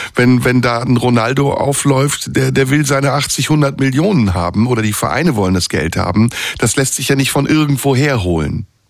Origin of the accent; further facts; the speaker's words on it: Istanbul, Turkey; now in Germany; in Istanbul, meiner Heimatstadt